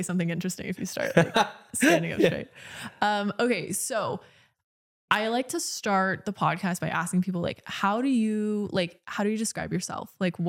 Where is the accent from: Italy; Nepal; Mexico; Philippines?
Philippines; Well, so Brandon and I, we're gonna learn Tagalog and Italian because he's Italian, and then I'm obviously Filipino